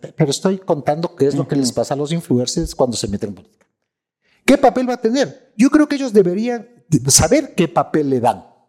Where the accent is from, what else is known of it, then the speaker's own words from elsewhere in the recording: Ecuador; Yo soy ecuatorianos